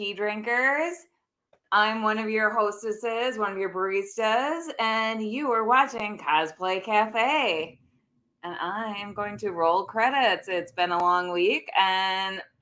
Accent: Wisconsin, United States; I'm from Wisconsin

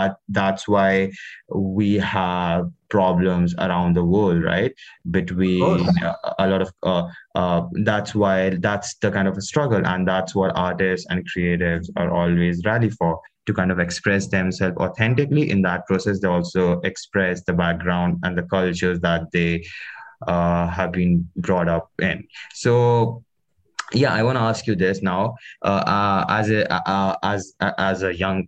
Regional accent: India; now in Canada; being an Indian immigrant in Canada

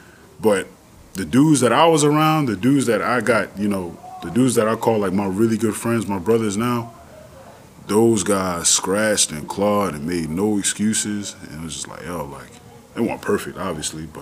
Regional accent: New York City, New York, United States; accent: New York; also born or lived in Connecticut; I'm from Far Rockaway. born and raised

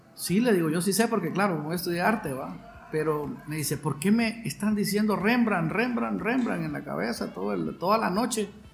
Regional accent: San Pedro Sula, Cortés, Honduras; soy San Pedrano, ¿verdad? De corazón, nacido aquí en esta hermosa y cálida ciudad del norte de Honduras

